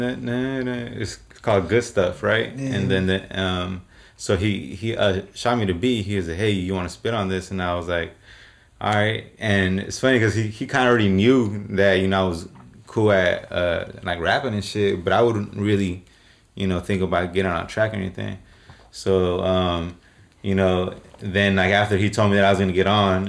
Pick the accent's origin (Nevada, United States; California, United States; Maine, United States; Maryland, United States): California, United States; Watsonville; I was born in Watsonville